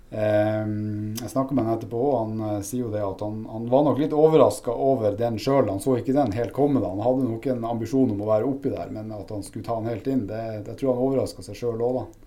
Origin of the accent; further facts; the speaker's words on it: Narvik, Nordland, Norway; Opprinnelig så er jeg en narvikværing, da. Eh, selv om det er kanskje mange som ikke klarer helt eh, å plassere meg der pga. litt utvanna dialekt.